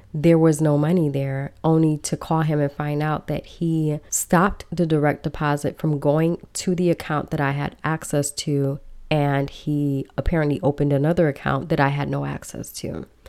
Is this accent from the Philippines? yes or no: no; Belize; now in United States; I am originally from Belize. I was brought to the country illegally, and I spent many years here undocumented